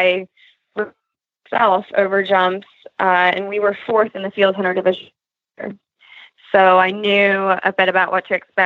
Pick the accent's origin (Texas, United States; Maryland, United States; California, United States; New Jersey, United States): Maryland, United States; Monkton; I'm from Moncton, Maryland